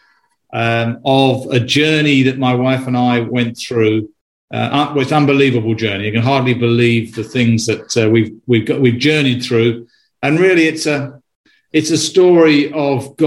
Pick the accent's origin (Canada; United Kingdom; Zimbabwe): United Kingdom; moved away as an adult; also born or lived in London; now in United States; I'm a Brit. You can probably tell from my accent, but I'm also an American citizen as well. I've lived in the US for 20 years